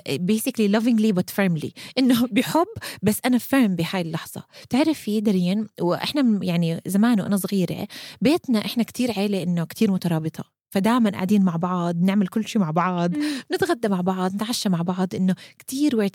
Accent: Amman, Amman Governorate, Jordan; now in Kuwait; مع الوقت درين ولما كبرت ونقلت من عمان على الكويت وصار عندي كتير وقت مرات بقعد فيه لحالي

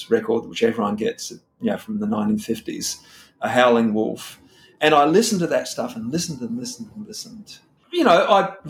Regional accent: Adelaide, South Australia, Australia; moved away as an adult; also born or lived in Washington, D.C.; now in Sydney, Australia; I'm from Adelaide, even though I live in Sydney now.

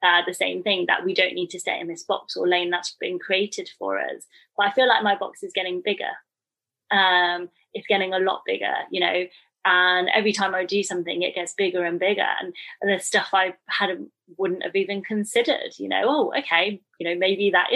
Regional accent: United Kingdom; I'm called British

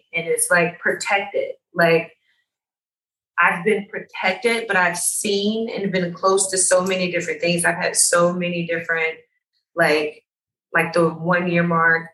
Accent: Atlanta, Georgia, United States; being African American from Atlanta and educated in fashion world

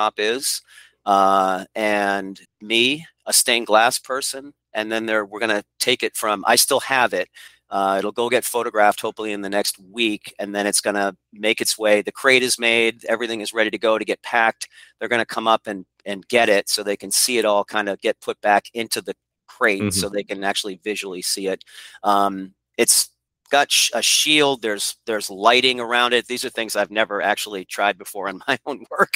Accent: Portsmouth, New Hampshire, United States; I was born in Portsmouth, New Hampshire, and both of my grandfathers and one of my uncles came up at the shipyard, and it's always been the River City to me

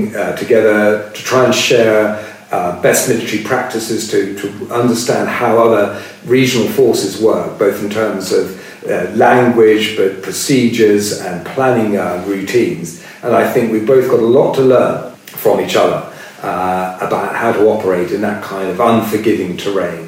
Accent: United Kingdom; being a Brit

